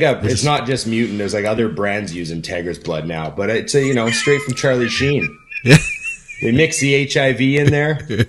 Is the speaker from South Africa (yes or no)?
no; Canada; As a Canadian